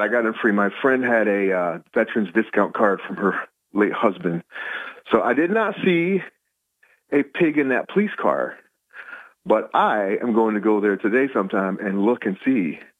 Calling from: Binghamton, New York, United States; calling from the lovely Binghamton, New York.

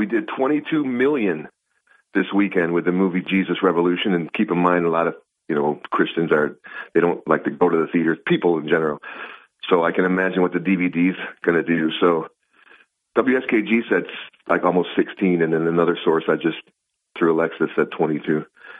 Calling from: Binghamton, New York, United States

